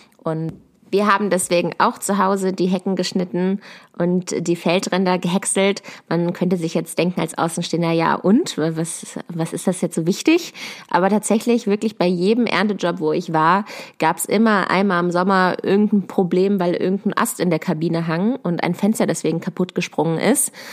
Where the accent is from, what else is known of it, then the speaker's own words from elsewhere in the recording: Lower Saxony, Germany; also born or lived in Berlin; bei uns in Niedersachsen auf einem Ackerbaubetrieb.